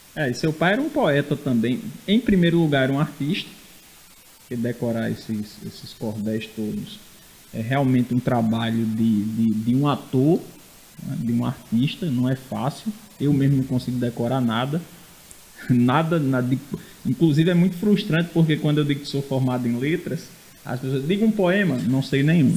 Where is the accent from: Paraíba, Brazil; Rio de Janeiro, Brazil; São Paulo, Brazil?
Paraíba, Brazil; Rio Tinto; now in João Pessoa, Brazil; Se bem que eu não sou de João Pessoa também, eu sou de Rio Tinto, eu também sou é. um migrante